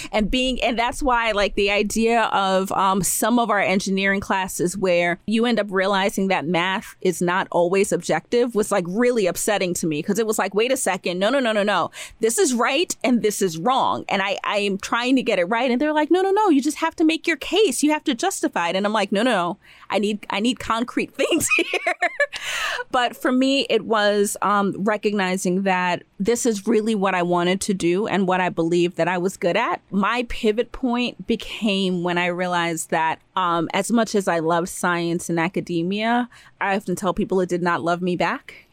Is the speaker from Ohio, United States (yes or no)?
no; New York City, New York, United States; I was born in the United States, born in Brooklyn